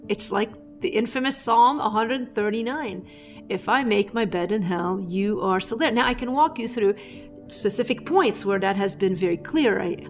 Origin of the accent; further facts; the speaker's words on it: Lebanon; everything we could to have a productive life that also gave us opportunities outside of staying in my home country of Lebanon.